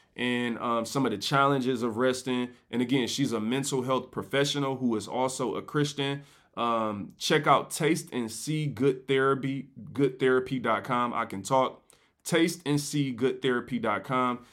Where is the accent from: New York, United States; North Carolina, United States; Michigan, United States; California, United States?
Michigan, United States; Detroit; I'm from Seven Mile